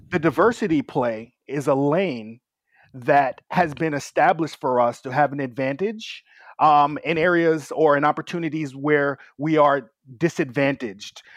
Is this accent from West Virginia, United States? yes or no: no; New York, United States; I was a little bit too rambunctious for the New York public school system